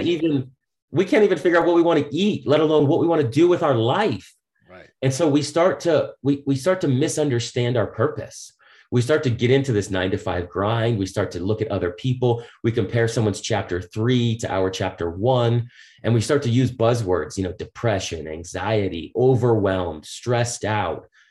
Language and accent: English; Boston, Massachusetts, United States; I grew up on the East Coast in Boston